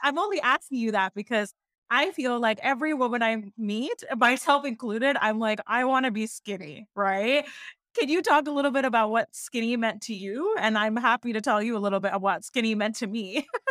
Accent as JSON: {"language": "English", "town": "Seattle", "region": "Washington", "country": "United States", "tie": "born or raised there", "said": "I was born and raised in Seattle, Washington"}